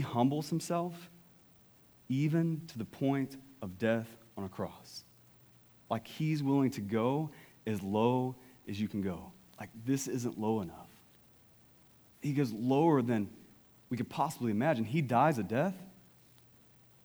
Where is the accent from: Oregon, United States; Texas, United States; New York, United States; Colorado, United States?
Texas, United States; East; East Texas